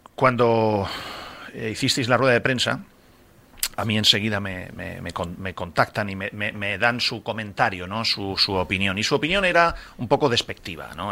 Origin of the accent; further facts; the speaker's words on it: Region of Murcia, Spain; now in Valencia, Spain; yo soy murciano